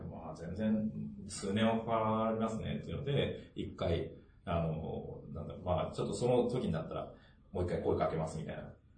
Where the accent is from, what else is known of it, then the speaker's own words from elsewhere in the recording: Taitō, Tokyo, Japan; 台東区はね、生まれ育った町だからね